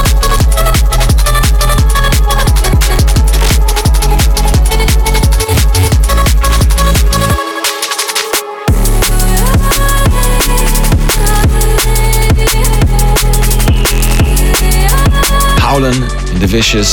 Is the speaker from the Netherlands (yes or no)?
yes; Netherlands; the Netherlands, I should say, my home country